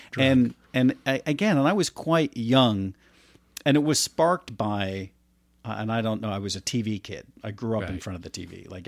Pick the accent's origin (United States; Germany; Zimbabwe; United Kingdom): United States; Florida; also born or lived in New Jersey; now in California, United States; I grew up in Florida